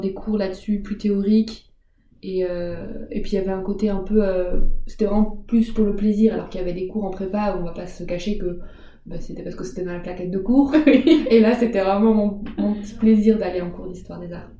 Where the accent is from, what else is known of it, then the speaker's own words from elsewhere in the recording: Alsace, Grand Est, France; moved away as an adult; also born or lived in Paris; c'était pas très loin de chez mes parents, comme là, je viens d'Alsace